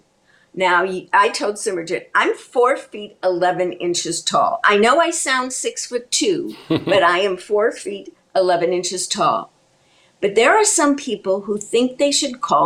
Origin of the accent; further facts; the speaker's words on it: Chicago, Illinois, United States; I was raised in Chicago